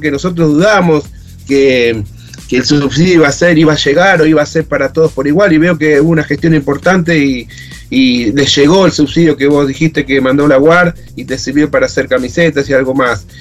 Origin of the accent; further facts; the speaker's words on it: Hurlingham, Buenos Aires Province, Argentina; yo también soy de Hurlingham, estoy en Curupaití